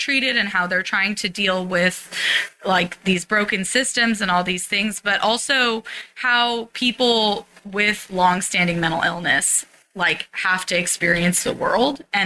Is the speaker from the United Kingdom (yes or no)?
no; San Francisco, California, United States; I grew up in the Haight